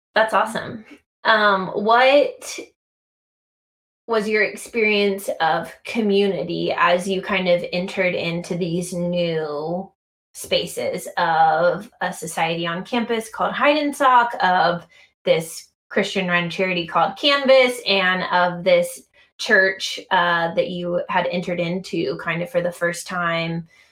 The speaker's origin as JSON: {"language": "English", "country": "United States", "accent": "American", "said": "I'm American"}